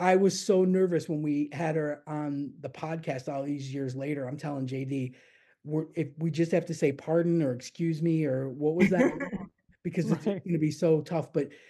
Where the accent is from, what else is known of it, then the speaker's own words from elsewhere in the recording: Florida, United States; moved away as an adult; now in United Kingdom; I'm the only American.